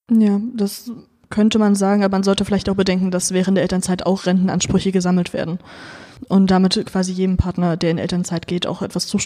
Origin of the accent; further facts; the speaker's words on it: East Germany, Germany; Ich bin ein Ossi, ich finde das gut.